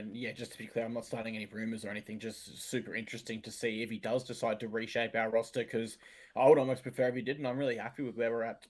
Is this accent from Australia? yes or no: yes; Gold Coast, Queensland, Australia; I grew up on the Gold Coast region